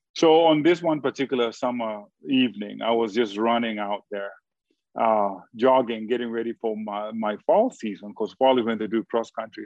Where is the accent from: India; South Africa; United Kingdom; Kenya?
Kenya; now in United States; being a Kenyan